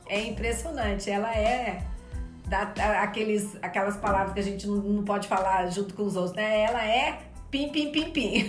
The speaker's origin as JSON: {"language": "Portuguese", "region": "Minas Gerais", "country": "Brazil", "said": "como bom mineira"}